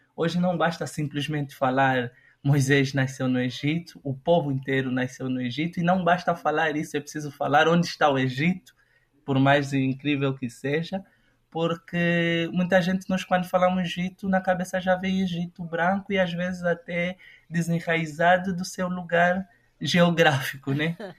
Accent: Lubango, Huíla, Angola; also born or lived in Huambo, Angola; eu nasci no Ambo, em plena guerra civil, na, eh, na década de 90.

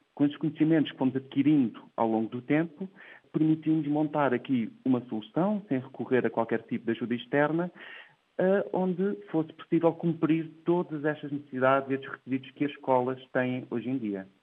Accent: Portugal; nasci numa terrinha no Ribatejo, no interior de Portugal, que se chama Coce

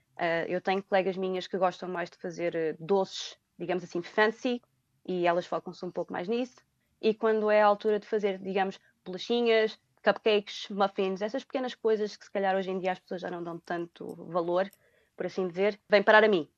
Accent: Portugal; moved away as an adult; also born or lived in England; now in Dublin, Ireland; eu inicialmente procurei muito trabalho em Portugal porque, apesar de eu querer ir para fora, eu gostava de ficar no meu país

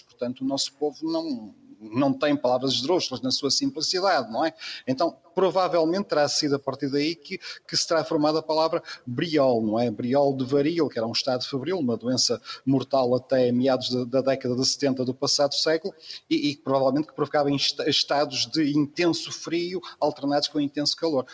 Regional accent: the North, Northern Portugal, Portugal; nós, que somos do Norte, que temos eh, mais de 50 anos

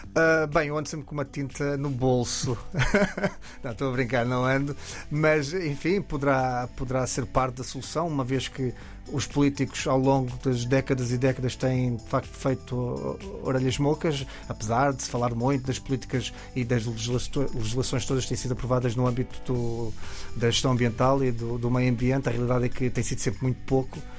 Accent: Alentejo, Portugal; como no Alentejo, de onde eu venho

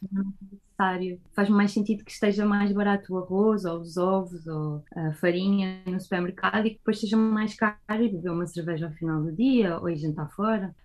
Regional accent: Portugal; moved away as an adult; now in Germany; sendo que eu cresci em Portugal, passei aqui a minha infância, a minha adolescência e grande parte do início da minha vida adulta

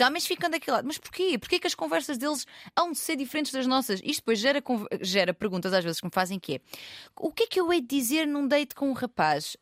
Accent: Loulé, Algarve, Portugal; não sou de Lisboa, sou de uma terra mais pequenina, Lolé

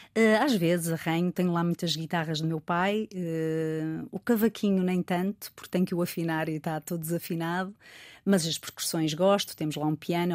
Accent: Rio Tinto, Norte, Portugal; also born or lived in Porto; vivi em Rio Tinto

